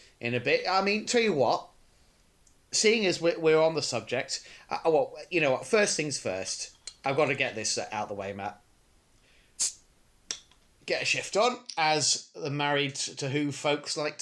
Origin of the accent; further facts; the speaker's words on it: United Kingdom; speaking as British people